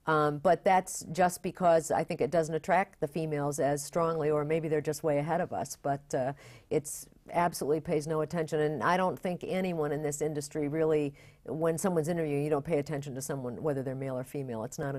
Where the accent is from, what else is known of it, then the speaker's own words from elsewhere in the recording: Bath, New York, United States; I grew up in upstate New York, Bath, New York.